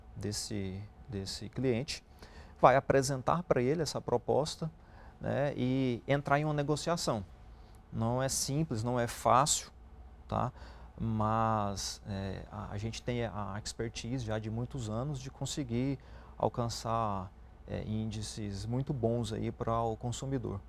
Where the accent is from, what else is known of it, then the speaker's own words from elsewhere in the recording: Brazil; Nós, como é, brasileiros, a gente acredita muito no país